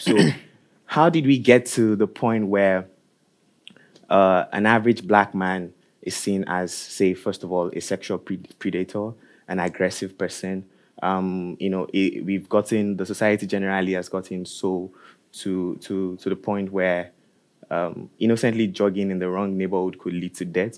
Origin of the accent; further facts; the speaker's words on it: Nigeria; moved away as an adult; now in Norway; I am from Nigeria also, and I think I moved here around the same time that you did